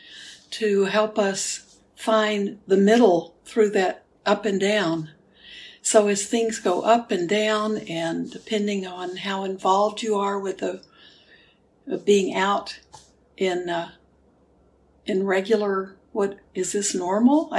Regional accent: Houston, Texas, United States; moved away; Houston where I grew up, where I was born. So my hometown

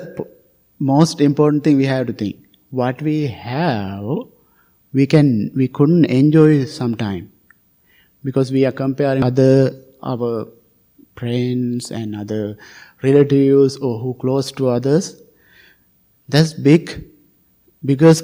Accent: Sri Lanka; moved away; I came from Sri Lanka

